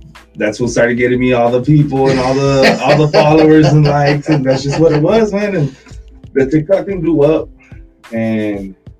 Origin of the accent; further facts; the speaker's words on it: Edinburg, Texas, United States; I grew up in Edinburgh, Texas, man. Born and raised in Edinburgh. Went to Edinburgh North High School